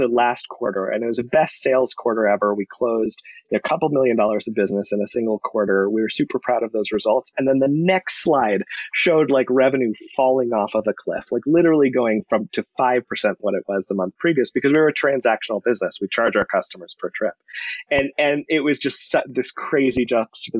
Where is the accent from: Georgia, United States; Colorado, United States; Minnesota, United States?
Colorado, United States; born and raised in Colorado, went to CU for school